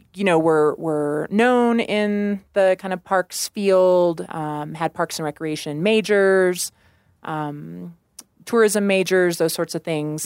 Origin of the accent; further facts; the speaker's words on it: Warrensburg, Missouri, United States; moved away as an adult; now in Colorado, United States; I grew up in Missouri